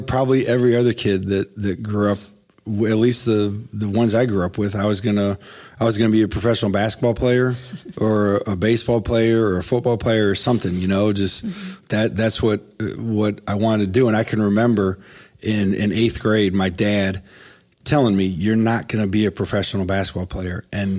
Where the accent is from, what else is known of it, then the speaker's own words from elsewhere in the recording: Ohio, United States; now in Columbus, United States; I came to Columbus from Northeast Ohio and went to Capital University.